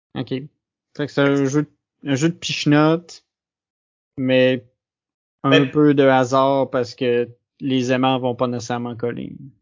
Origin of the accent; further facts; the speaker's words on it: Quebec, Canada; je suis québécois